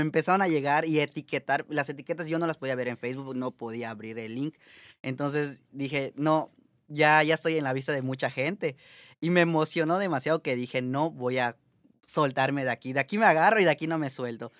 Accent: Mérida, Yucatán, Mexico; moved away as an adult; now in Montreal, Canada; Yo soy de Mérida, Yucatán, México.

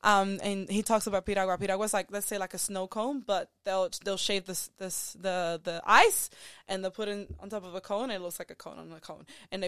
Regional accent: Zimbabwe; No, I just say I'm from Zimbabwe, and that's it.

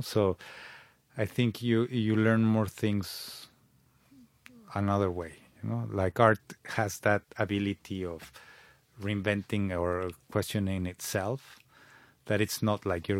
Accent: Mexico City, Mexico; English is a second language; moved away as an adult; now in London, United Kingdom; I was born in Mexico City.

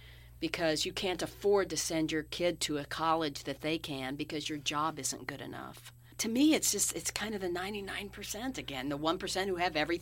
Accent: Midwest, United States; moved away; when I was growing up in the Midwest.

